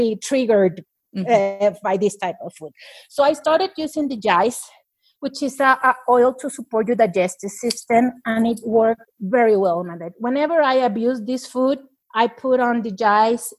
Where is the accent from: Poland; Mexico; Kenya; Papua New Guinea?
Mexico; I'm from Mexico